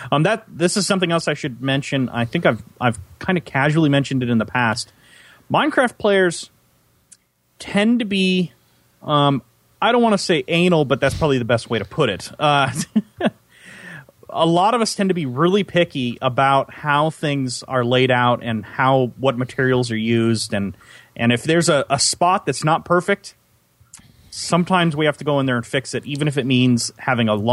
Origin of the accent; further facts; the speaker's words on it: Central Valley of California, United States; I grew up in the Central Valley